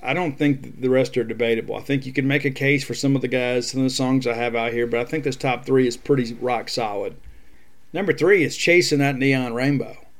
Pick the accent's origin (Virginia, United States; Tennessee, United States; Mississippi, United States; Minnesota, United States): Mississippi, United States; South; I'm from South Mississippi, and fiercely proud to be a Mississippian.